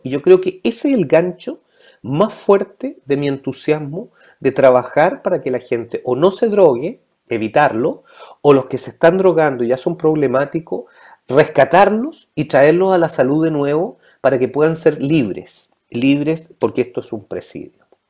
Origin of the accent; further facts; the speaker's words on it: Ñuñoa, Santiago Metropolitan Region, Chile; also born or lived in London / Madrid; soy producto de la educación pública, Escuela Pública de Ñuñoa, Instituto Nacional, Universidad de ah. Chile, Ñuñoíno